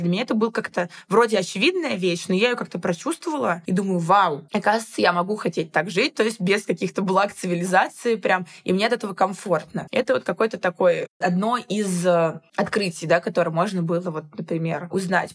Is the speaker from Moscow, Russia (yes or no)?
yes; Moscow, Russia; никогда я из Москвы не уезжала прям надолго